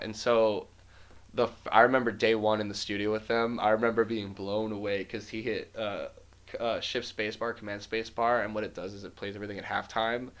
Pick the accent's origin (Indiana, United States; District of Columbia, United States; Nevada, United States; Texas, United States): Nevada, United States; Las Vegas; moved away; I moved here from Las Vegas in 2011